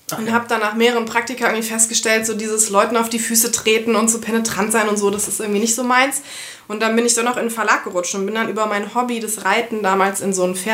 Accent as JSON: {"language": "German", "region": "Rhineland-Palatinate", "country": "Germany", "said": "Ähm, aus dem Westerwald, aber dann über Umwege viel umgezogen. Also ich bin jetzt aus dem Rheinland hergezogen."}